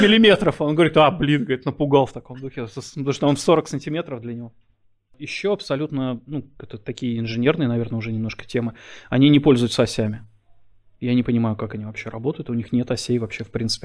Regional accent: Saint Petersburg, Russia; moved away as an adult; now in Germany; я родился и вырос в Питере

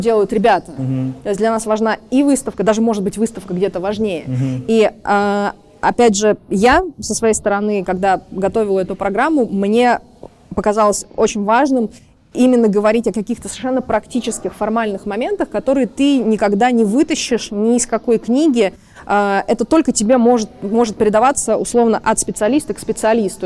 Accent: Saint Petersburg, Russia; Петербург, мой родной город

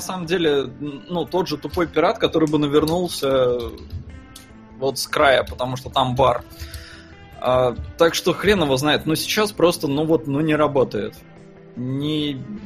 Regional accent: Estonia; я вырос в Эстонии

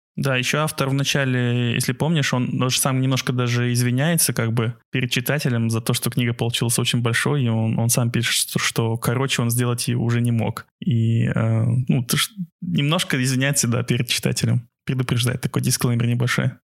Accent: Aktobe, Aktobe Region, Kazakhstan; наше детство в Актебе том же

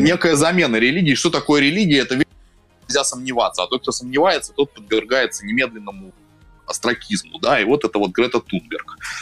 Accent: Saint Petersburg, Russia; moved away as an adult; also born or lived in Berlin, Germany; now in Moscow, Russia; я сам из Петербурга

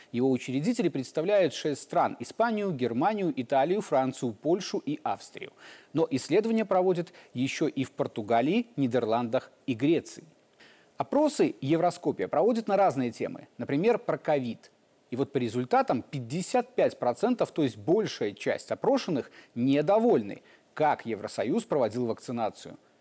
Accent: Belarus; мы, белорусы

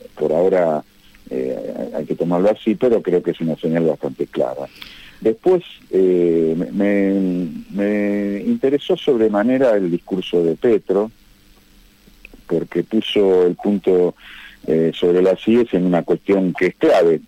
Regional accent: Argentina; como argentino

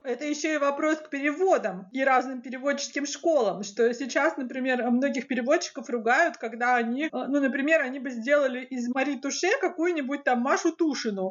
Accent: Krasnodar Krai, Russia; я сама из Краснодарского края

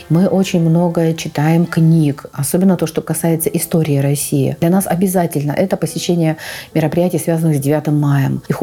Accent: Donetsk, Donetsk Oblast, Ukraine; А, я родилась в Донецке. Мы проживали с родителями в Киевском районе.

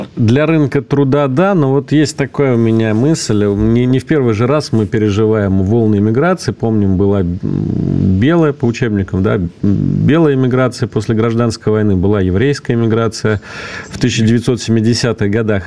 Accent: Russia; здесь, у нас на родине

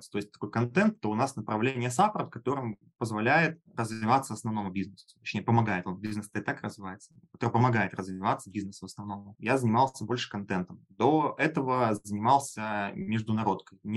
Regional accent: Minsk, Belarus; Начиналось в онлайн-образовании у меня все с офлайн тренингов в Беларуси, я сам из Минска.

